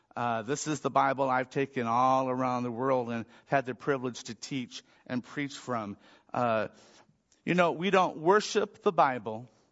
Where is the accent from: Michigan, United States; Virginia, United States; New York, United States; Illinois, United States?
Michigan, United States; I grew up in Michigan